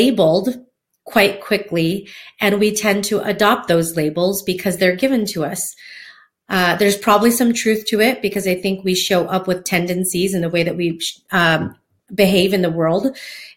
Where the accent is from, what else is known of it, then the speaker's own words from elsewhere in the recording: Hawaiian community, United States; I grew up in the Hawaiian community, growing up dancing hula, outrigger canoe paddling.